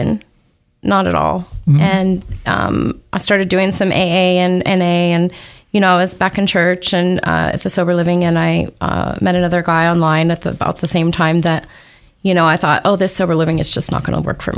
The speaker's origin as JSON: {"language": "English", "town": "Post Falls", "region": "Idaho", "country": "United States", "tie": "born or raised there", "moved": "as an adult", "lives_now": "Boise, United States", "said": "I'm originally from Post Falls, Idaho, born and raised, born in a little trailer park there."}